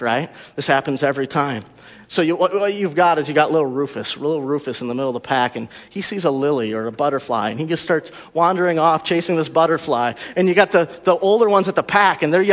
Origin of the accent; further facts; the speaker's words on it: Wisconsin, United States; also born or lived in Texas; we're from Wisconsin